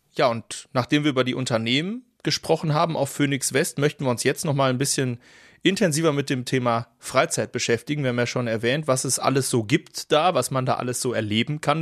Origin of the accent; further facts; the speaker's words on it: Dortmund, North Rhine-Westphalia, Germany; als Dortmunder